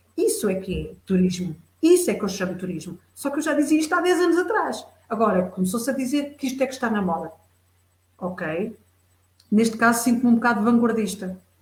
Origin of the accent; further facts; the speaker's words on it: Fundão, Centro, Portugal; eu sou beirã, sou beirã, sou da beira baixa, da beira interior